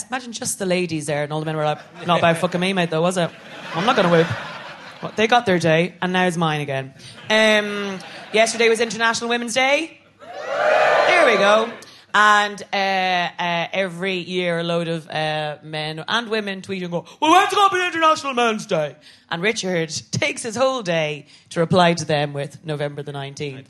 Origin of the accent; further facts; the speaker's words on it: Ireland; I'm an Irish Catholic woman